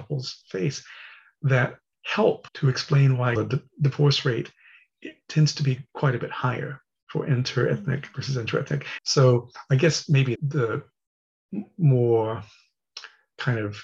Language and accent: English; Texas, United States; moved away; I'm from Texas